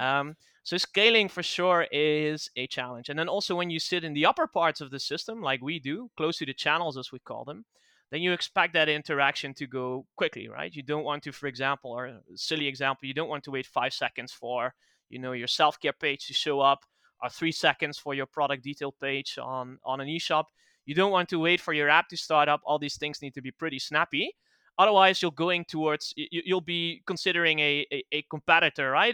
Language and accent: English; Netherlands; English is a second language; I'm, I'm from the Netherlands